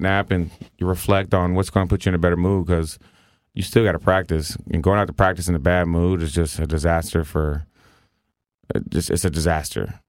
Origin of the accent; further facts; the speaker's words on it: the South, United States; I grew up in the South